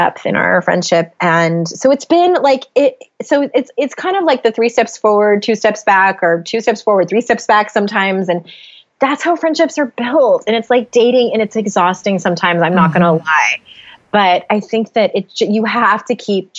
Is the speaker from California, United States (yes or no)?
yes; San Diego, California, United States; moved away as an adult; now in Utah, United States; we moved from San Diego, where both my husband and I were born and raised. We moved to Utah.